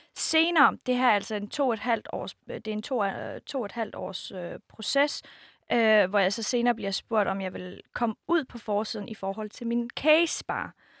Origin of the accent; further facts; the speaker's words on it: Denmark; min opvækst i Danmark for sytten år siden til faktisk nu